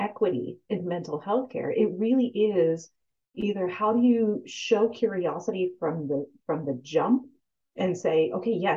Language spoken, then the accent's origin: English; United States; I'm also American because this is a place I was born and raised